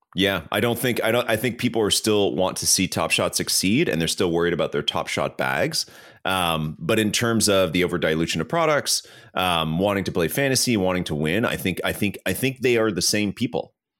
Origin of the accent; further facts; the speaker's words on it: Canada; I'm Canadian